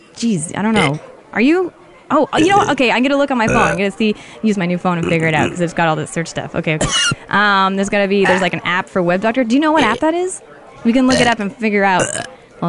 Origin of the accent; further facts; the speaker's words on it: Toronto, Ontario, Canada; moved away as an adult; now in Los Angeles, United States; From Toronto.